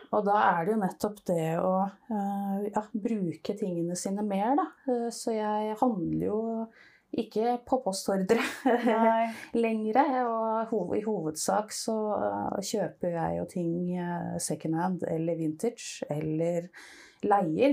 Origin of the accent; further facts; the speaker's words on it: Nesodden, Akershus, Norway; Jeg er oppvokst eh, på Nesodden